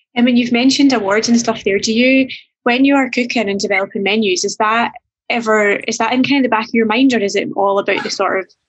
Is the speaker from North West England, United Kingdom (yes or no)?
no; Fife, Scotland, United Kingdom; moved away; I'm from Fife, so I'll need to come back and I'm not from St Andrews